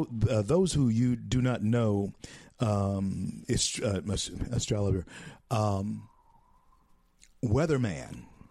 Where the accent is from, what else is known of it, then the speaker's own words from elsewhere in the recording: Shreveport, Louisiana, United States; Used to do radio in Shreveport, my hometown, over Keel, the same station that I started on radio many years ago now.